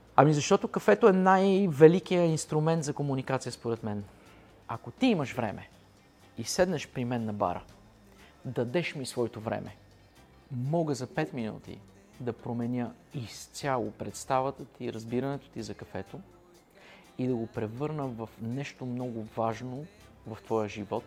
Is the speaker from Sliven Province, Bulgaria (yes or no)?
no; Pazardzhik, Pazardzhik Province, Bulgaria; Веднага след казармата се прибрах в Пазарджик